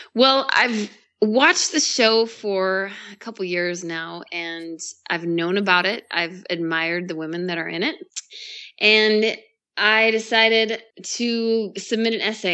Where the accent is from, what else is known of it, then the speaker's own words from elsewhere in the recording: Boise, Idaho, United States; also born or lived in California; I am born and raised in Idaho. Um, started out in a small town right outside of Boise and moved into Boise when I was a little bit older